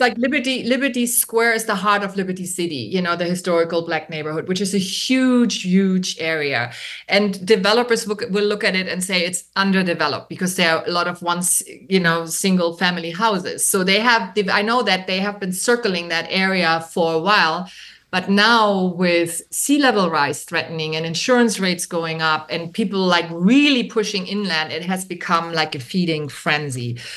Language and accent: English; Germany; English is a second language; moved away as an adult; also born or lived in New York; now in Miami, United States; I am originally from Germany and I came to Miami in the late 80s to study film